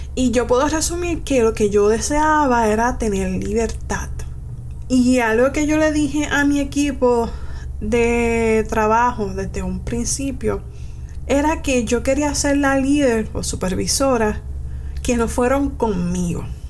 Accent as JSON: {"language": "Spanish", "town": "Manatí", "country": "Puerto Rico", "said": "yo vengo de la área de Manatí"}